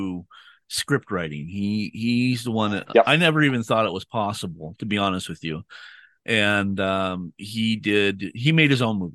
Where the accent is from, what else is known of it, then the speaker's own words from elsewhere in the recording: United States; I'm from America